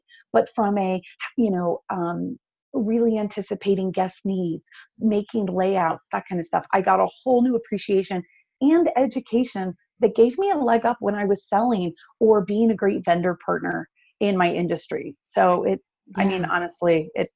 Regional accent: North Carolina, United States; I grew up down here in North Carolina, and I love it.

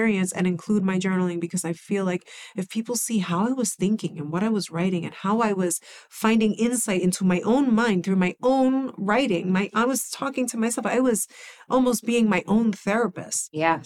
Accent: New York City, New York, United States; growing up in the Bronx was challenging

